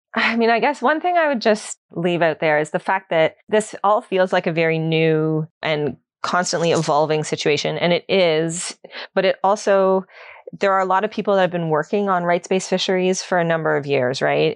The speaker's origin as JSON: {"language": "English", "region": "Ontario", "country": "Canada", "moved": "as an adult", "lives_now": "Nova Scotia, Canada", "said": "I'm new, I'm new to Nova Scotia. I'm, I'm from Ontario originally. So I moved out here in twenty fifteen."}